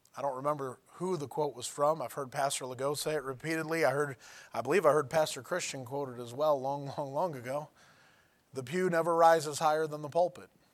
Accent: United States; I'm an American

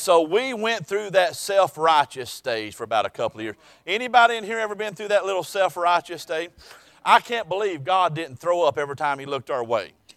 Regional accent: South Alabama, United States; I was born and raised in South Alabama

